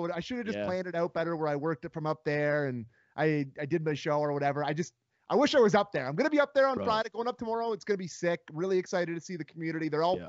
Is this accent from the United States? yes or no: no; Owen Sound, Ontario, Canada; now in Toronto, Canada; have a time in my hometown.